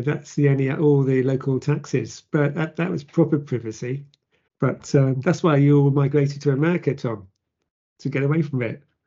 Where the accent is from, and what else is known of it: Plymouth, South West England, United Kingdom; born or raised there